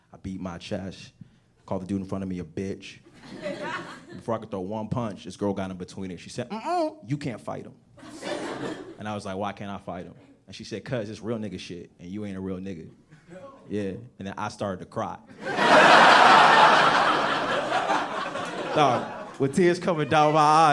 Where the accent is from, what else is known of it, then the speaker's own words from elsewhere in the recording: United States; also born or lived in Nigeria; I'm from Africa, but I grew up right outside of Washington, D.C.